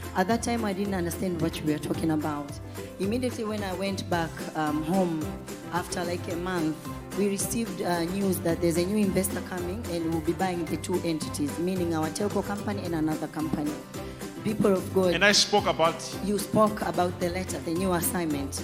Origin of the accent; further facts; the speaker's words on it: Tanzania; I'm from Tanzania